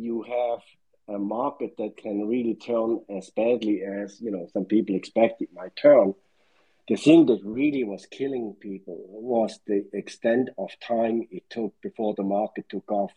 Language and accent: English; Switzerland; moved away; I'm originally from Switzerland, but I don't ski and I don't yodel